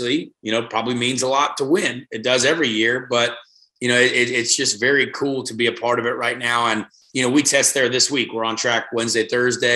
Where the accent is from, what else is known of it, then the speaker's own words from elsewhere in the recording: Indiana, United States; I am the only, born and raised kid from Indiana